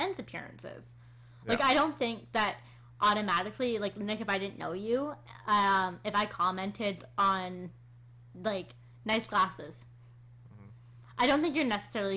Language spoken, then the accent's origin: English; Canada; we're Canadian